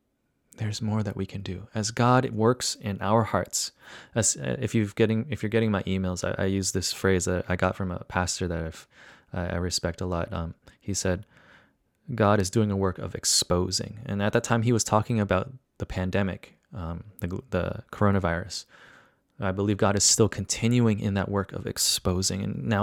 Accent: New Jersey, United States; Growing up here, growing up in New Jersey as well, it was really different than when what I experienced culturally living in downtown Chicago.

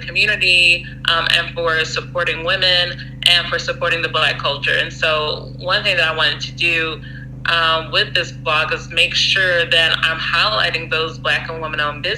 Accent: Atlanta, Georgia, United States; I am from Atlanta, and that's what makes me different from the other ATL bloggers out here.

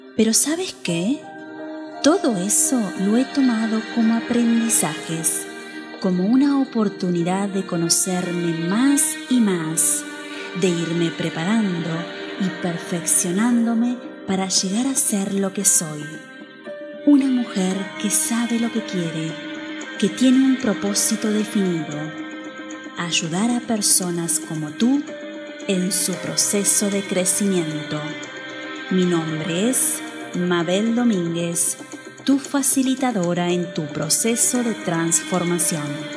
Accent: Uruguay; moved away as an adult; nací en Uruguay hace algunos años

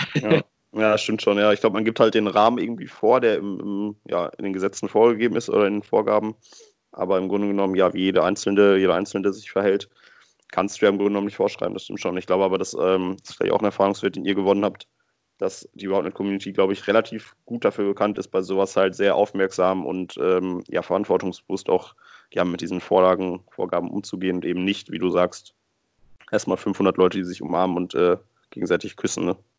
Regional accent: Germany; bei uns in Deutschland

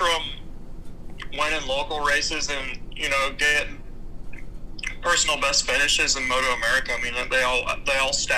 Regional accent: Altus, Oklahoma, United States; In my hometown, we have an Air Force base

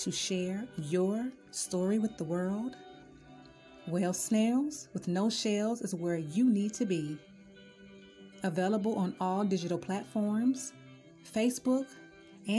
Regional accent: Cincinnati, Ohio, United States; I'm from Cincinnati

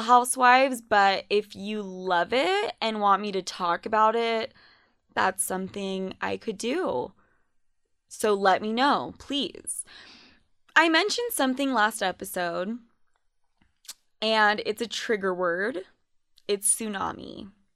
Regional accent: Utah, United States; also born or lived in New York; I was considered Spanish as fuck in high school growing up in Utah

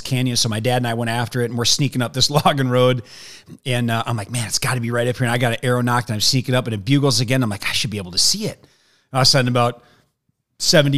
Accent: Wisconsin, United States; moved away as an adult; now in Arizona, United States; I'm from Wisconsin

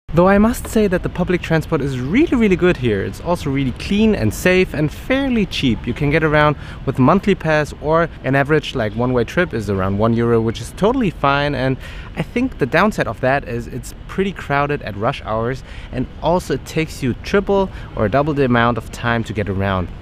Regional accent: Berlin, Germany; now in Barcelona, Spain; I'm from Berlin so Berlin is 8 times the size of Barcelona

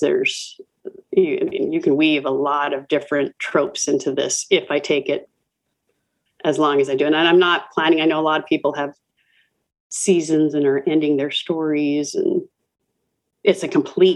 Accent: Los Angeles, California, United States; I grew up near Hollywood. I grew up in a town called Atwater

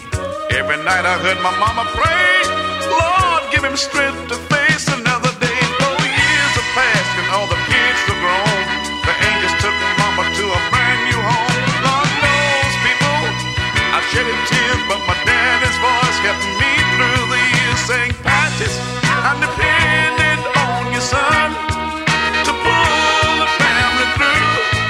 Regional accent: Alabama, United States; I was born and raised down in Alabama on a farm way back up in the woods.

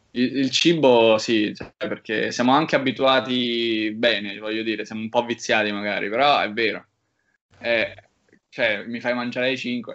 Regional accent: Rome, Lazio, Italy; moved away as an adult; also born or lived in Cesena; una città in cui sono nato e cresciuto

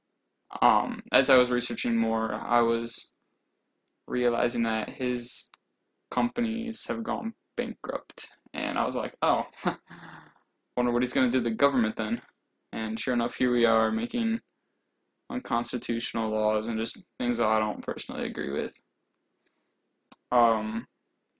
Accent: Indiana, United States; moved away as an adult; now in Georgia, United States; I'm originally from Indiana, actually. I'm also new to Georgia.

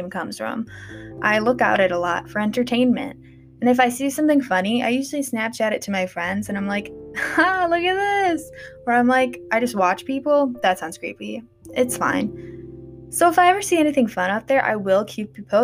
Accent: Wisconsin, United States; I'm from Wisconsin

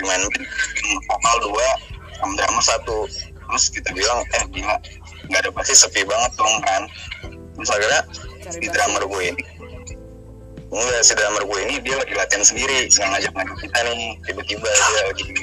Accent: Bintaro, Banten, Indonesia; Gue anak Bintaro.

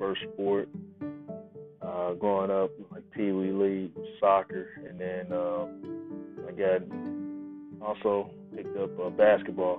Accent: Tulsa, Oklahoma, United States; moved away; Growing up in Tulsa, Oklahoma, was a little different

